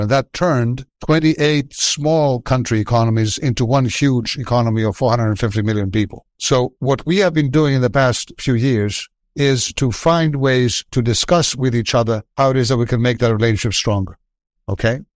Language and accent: English; Athens, Attica, Greece; I was from Athens